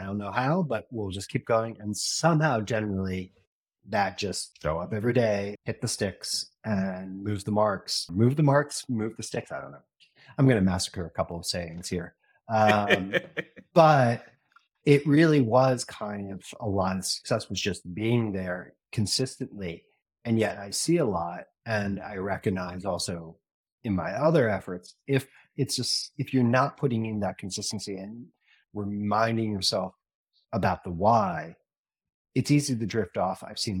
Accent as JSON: {"language": "English", "region": "New York", "country": "United States", "said": "As a New Yorker, I kind of was raised on the whole idea that Boston should just be kicked off the thing"}